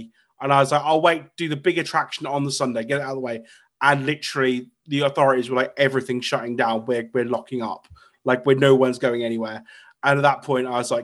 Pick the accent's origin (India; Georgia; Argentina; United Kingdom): United Kingdom; Norfolk/Suffolk border, East of England; I'm from Norfolk / Suffolk. I'm literally on the border between the two counties.